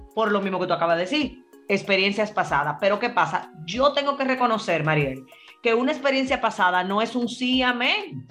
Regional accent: Dominican Republic; yo soy dominicana

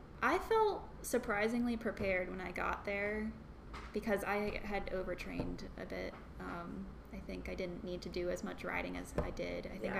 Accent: Charlottesville, Virginia, United States; moved away as an adult; also born or lived in New Orleans / Boston / Tampa, Florida; I also did a build day in Charlottesville, in my hometown, over one of my breaks

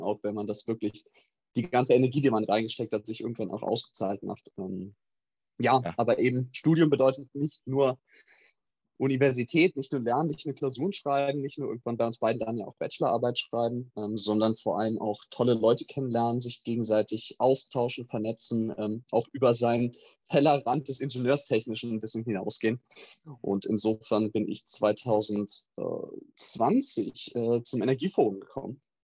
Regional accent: Berlin, Germany; moved away as an adult; now in Aachen, Germany; drei Monate in Berlin, wo ich herkomme.

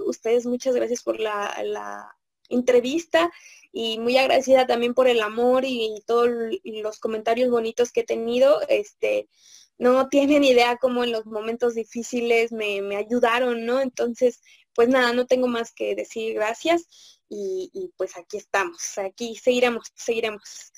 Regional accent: Mexico; como mexicanos

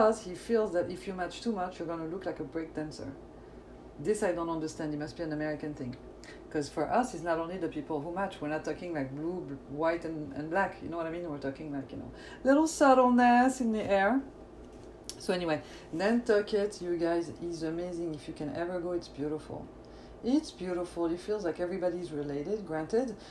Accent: France; accent: French; English is a second language; now in Los Angeles, United States; the French accent

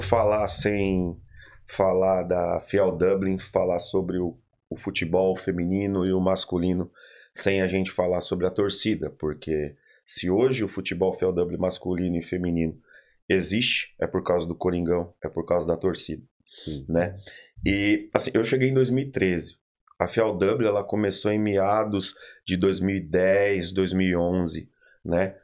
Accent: Diadema, São Paulo, Brazil; moved away; eu sou de Diadema, né?

